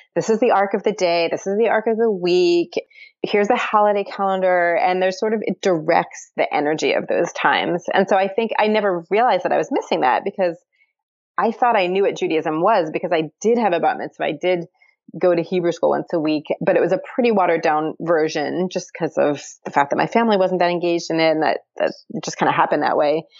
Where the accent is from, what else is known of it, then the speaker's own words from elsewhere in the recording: Baltimore, Maryland, United States; moved away; also born or lived in Jerusalem; I'm not from the American South, but like I, I did grow up in, in a suburb of Baltimore.